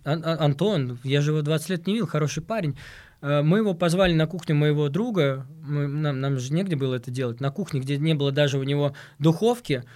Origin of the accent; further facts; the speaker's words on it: Moscow, Russia; я как москвич